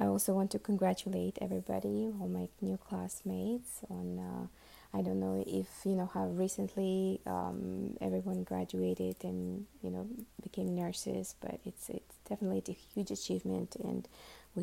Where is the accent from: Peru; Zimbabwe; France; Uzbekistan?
Uzbekistan; first language Russian; English is a second language; now in Miami, United States; I was actually born and raised in Uzbekistan